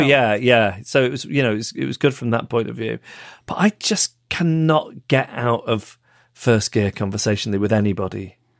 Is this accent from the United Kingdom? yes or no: yes; Macclesfield, North West England, United Kingdom; my hometown of Macclesfield